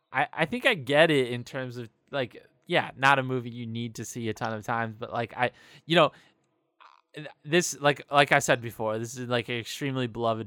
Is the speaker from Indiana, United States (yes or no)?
yes; South Bend, Indiana, United States; So I grew up in South Bend, Indiana